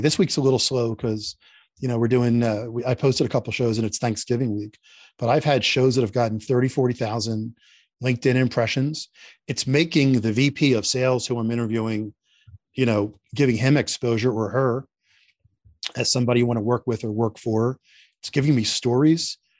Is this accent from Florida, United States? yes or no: no; Philadelphia, Pennsylvania, United States; moved away; I grew up in Philadelphia, Northeast Philadelphia, and I'm very Philadelphia